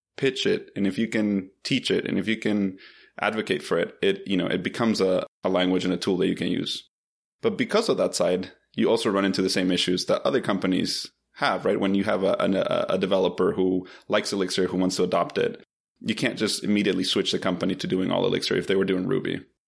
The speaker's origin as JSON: {"language": "English", "country": "Bolivia", "also_born_or_lived": "Philadelphia, United States / Boston, United States", "moved": "yes", "lives_now": "Atlanta, United States", "said": "I'm originally from Bolivia"}